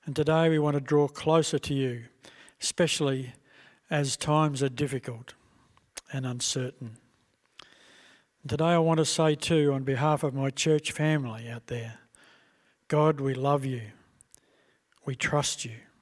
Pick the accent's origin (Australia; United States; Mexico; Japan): Australia; we as Australian citizens